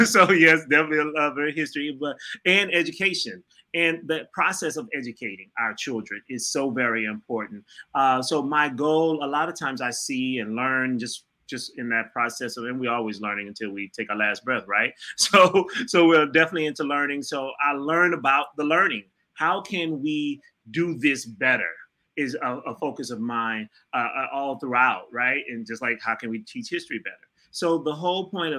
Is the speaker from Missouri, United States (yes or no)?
yes; St. Louis, Missouri, United States; also born or lived in Michigan; now in Atlanta, United States; I'm from St. Louis, Missouri, so I am familiar with the cold there.